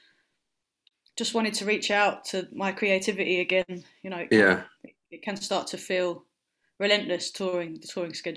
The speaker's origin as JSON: {"language": "English", "region": "London", "country": "United Kingdom", "tie": "born or raised there", "said": "where I grew up in South London, in Lewisham"}